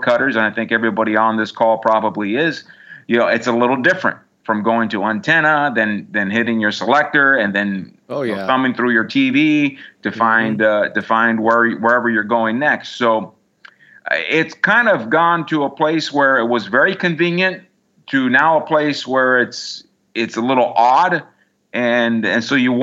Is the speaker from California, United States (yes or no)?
yes; San Diego, California, United States; born or raised there